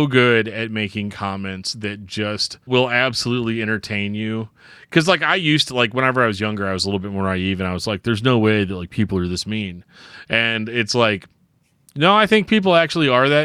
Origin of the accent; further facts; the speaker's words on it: Midwest, United States; I'm from the Midwest